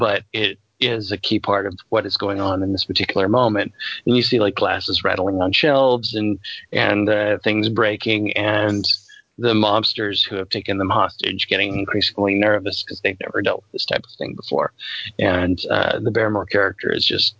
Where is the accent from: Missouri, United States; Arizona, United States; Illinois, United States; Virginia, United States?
Virginia, United States; moved away; I spend a fair amount of time growing up in Virginia